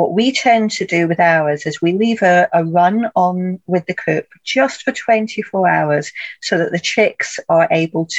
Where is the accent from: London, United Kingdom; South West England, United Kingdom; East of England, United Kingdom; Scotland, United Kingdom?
Scotland, United Kingdom; I grew up in Scotland as well